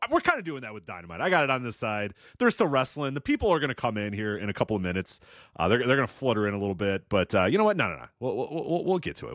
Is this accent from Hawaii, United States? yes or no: no; Illinois, United States; I'm from Illinois